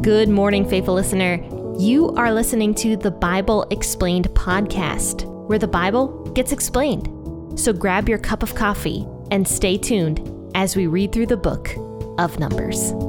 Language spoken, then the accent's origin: English; United States; God placed us here in America. We were born here